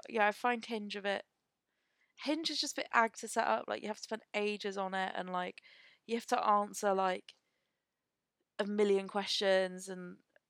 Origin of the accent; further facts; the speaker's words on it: Devon, South West England, United Kingdom; I was from Devon.